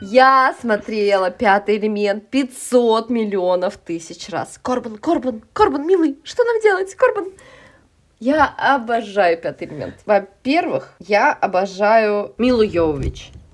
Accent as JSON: {"language": "Russian", "region": "Saint Petersburg", "country": "Russia", "tie": "born or raised there", "also_born_or_lived": "Moscow", "said": "я росла в Купчино, в Петербурге"}